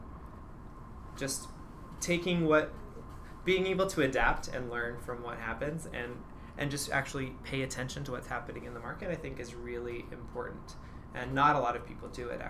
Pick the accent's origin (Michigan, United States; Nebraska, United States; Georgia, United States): Nebraska, United States; moved away; I'm originally from Nebraska